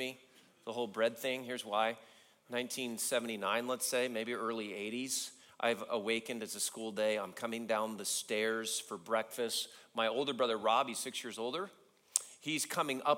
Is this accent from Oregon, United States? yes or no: no; California, United States; I grew up in California